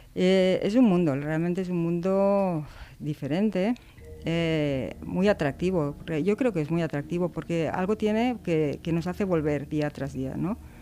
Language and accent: Spanish; Barcelona, Catalonia, Spain; moved away as an adult; Yo soy de Barcelona, bueno, era de Barcelona, y vine trasladada para unos días y ya me quedé, llevo 33 años aquí.